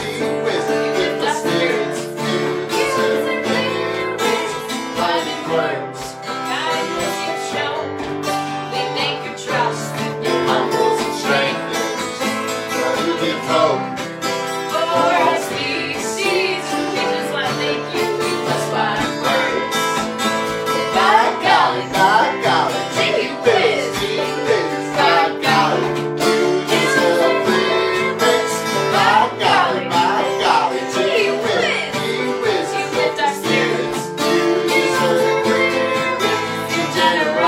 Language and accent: English; New Jersey, United States; I grew up in South Jersey and went to school in North Jersey